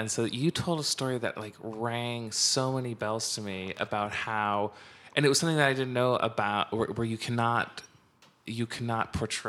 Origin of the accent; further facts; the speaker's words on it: Gresham, Oregon, United States; I grew up in Gresham.